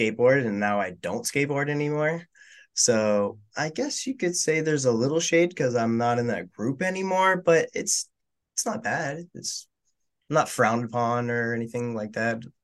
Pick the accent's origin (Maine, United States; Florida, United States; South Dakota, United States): Florida, United States; West Palm Beach; I'm from West Palm Beach, Florida.